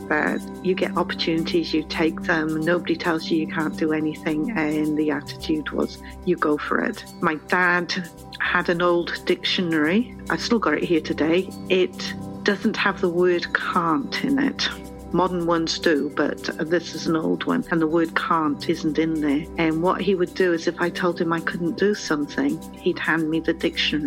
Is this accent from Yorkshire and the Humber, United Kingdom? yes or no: no; Wales, United Kingdom; also born or lived in London / France; I was born in London, UK, that is. My parents moved to Wales when I was about 5 years old, so I was raised in Wales